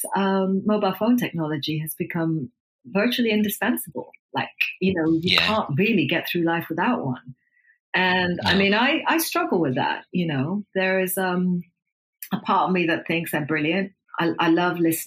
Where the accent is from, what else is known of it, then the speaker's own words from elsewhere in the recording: Nairobi, Kenya; Growing up in Kenya with, you know, the kind of twin influences of my mom and my dad